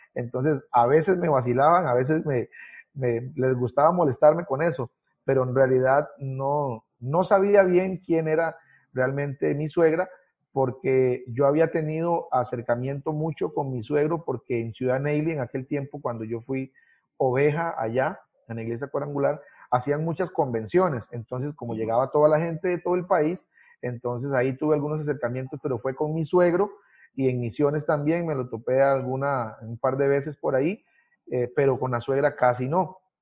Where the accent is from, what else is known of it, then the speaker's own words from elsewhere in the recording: Paso Canoas, Puntarenas, Costa Rica; moved away as an adult; also born or lived in Ciudad Neily / Pérez Zeledón; now in Naranjito, Costa Rica; nací específicamente, específicamente en Ciudad Neily, en el hospital de, Ciudad Neily, un 11 de enero de 1986 vine a, a, este mundo. Eh, ahí pues nací porque era el único hospital que había en ese, en ese momento allí cerca, ¿verdad? de la zona y además nosotros vivíamos, eh, o mis papás vivían en Paso Canoas